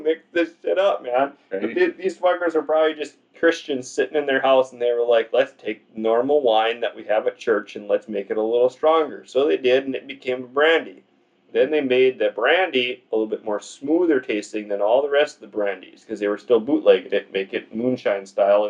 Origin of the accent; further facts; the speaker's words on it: Boston, Massachusetts, United States; I'm from Boston, bitch. I'm from Beantown, motherfucker.